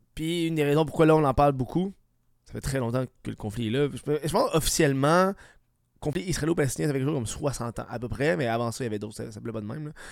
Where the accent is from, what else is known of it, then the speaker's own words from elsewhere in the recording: Canada; des pays comme le nôtre